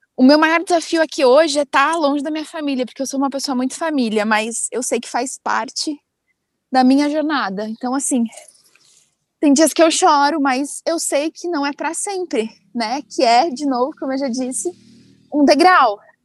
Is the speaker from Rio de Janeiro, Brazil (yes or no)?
no; Amparo, São Paulo, Brazil; also born or lived in United States; eu sou do interior de São Paulo, uma cidadezinha, de uma cidadezinha chamada Amparo